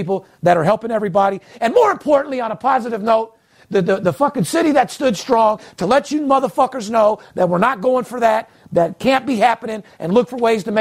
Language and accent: English; Las Vegas, Nevada, United States; I'm third generation, born and raised in Las Vegas